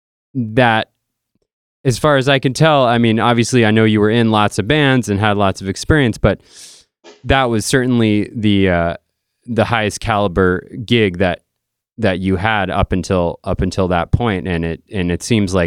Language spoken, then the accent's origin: English; Dartmouth, Massachusetts, United States; I grew up in literally the next town over in Dartmouth, Mass